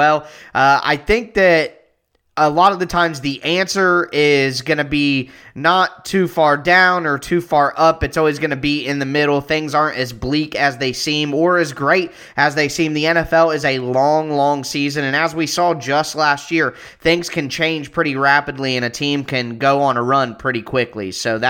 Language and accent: English; Ohio, United States; I am from Ohio